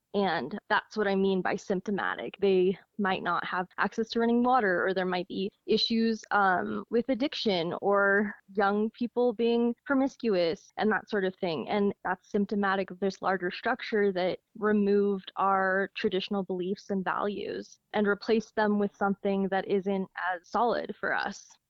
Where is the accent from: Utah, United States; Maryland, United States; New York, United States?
Utah, United States; Logan; growing up in Logan